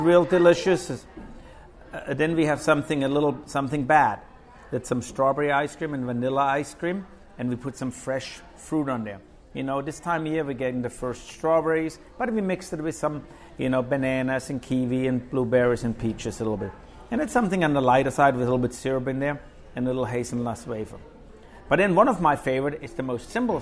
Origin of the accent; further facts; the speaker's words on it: Germany; now in Manchac, United States; When I grew up in Germany